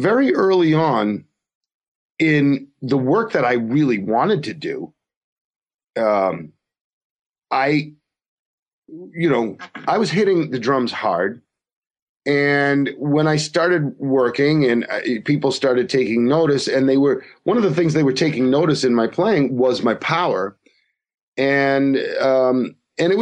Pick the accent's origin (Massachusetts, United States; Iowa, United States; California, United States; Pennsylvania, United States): Massachusetts, United States; also born or lived in Providence, Rhode Island; I grew up in Massachusetts